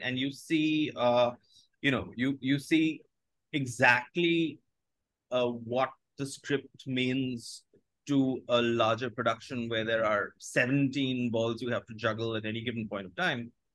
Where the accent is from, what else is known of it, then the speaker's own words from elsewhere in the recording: India; first language Bengali; English is a second language; growing up in Bengali